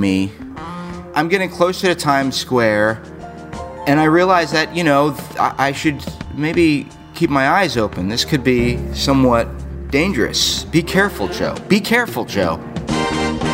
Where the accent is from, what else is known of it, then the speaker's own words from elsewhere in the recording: South Florida, United States; also born or lived in New York; I grew up down in South Florida. I was born in New York. I moved down to Florida when I was 5 years old.